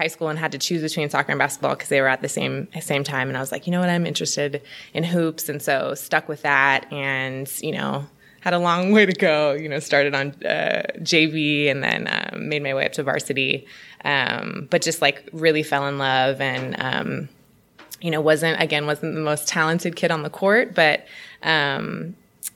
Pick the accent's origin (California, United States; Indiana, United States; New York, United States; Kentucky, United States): California, United States; Oakland; born and raised in Oakland, California, town business